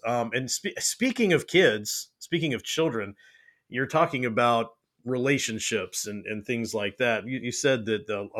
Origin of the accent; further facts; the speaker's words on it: California, United States; I grew up in California in the heyday of the San Francisco 49ers and the Oakland A's. And that's what I grew up with.